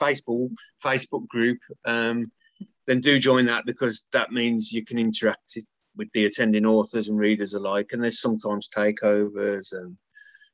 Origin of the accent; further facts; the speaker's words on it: Birmingham, West Midlands, United Kingdom; So although I'm from Birmingham, just up the road is Wolverhampton